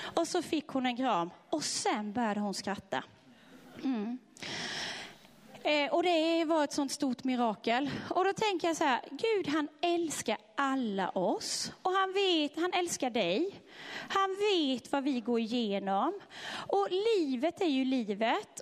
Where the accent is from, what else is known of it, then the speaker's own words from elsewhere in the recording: Sweden; de är inte som oss svenskar